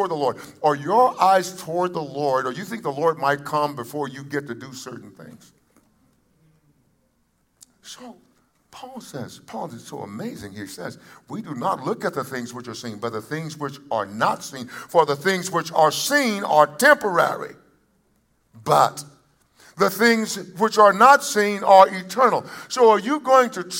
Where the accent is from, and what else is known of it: United States